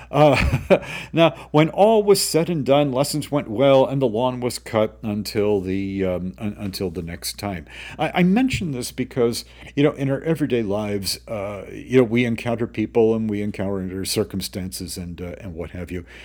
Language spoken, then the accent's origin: English; Greenwich, Connecticut, United States; also born or lived in Hawaii; growing up in Greenwich's backcountry